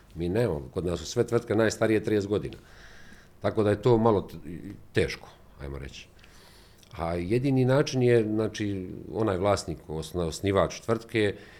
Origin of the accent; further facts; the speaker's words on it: Rakitno, Federation of Bosnia and Herzegovina, Bosnia & Herzegovina; ja odakle dolazim iz Rakitnu